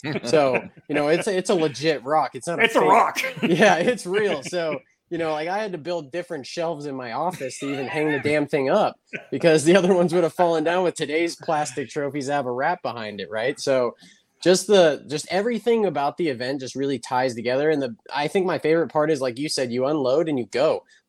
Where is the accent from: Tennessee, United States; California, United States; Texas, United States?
California, United States; Lancaster; growing up in California, we didn't really have many street races. We had Buffalo Bills, which was kind of a cool temporary deal. And then later came my hometown race, the Lancaster Grand Prix.